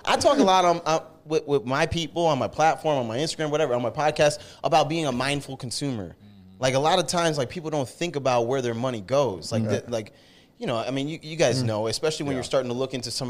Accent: upstate New York, United States; I'm originally from New York, upstate New York

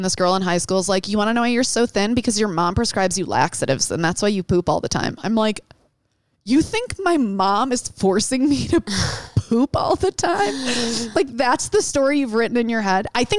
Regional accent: Detroit, Michigan, United States; born or raised there

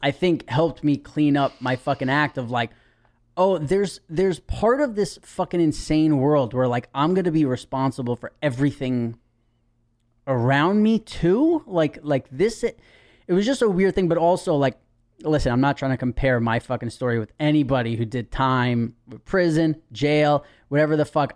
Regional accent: New York City, New York, United States; I was born and raised in Manhattan

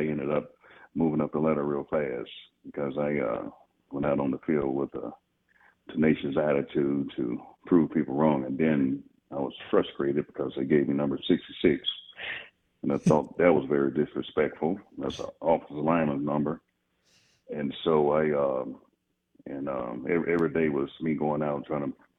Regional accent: Birmingham, Alabama, United States; being born and raised in Birmingham, I grew up big time Alabama fan

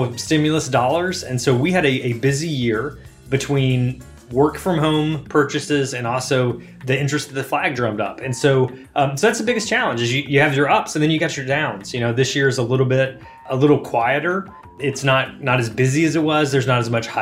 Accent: Alabama, United States; also born or lived in Mississippi / Georgia / North Carolina; now in Boston, United States; I am from Alabama, went to college in Mississippi, lived in Georgia and North Carolina

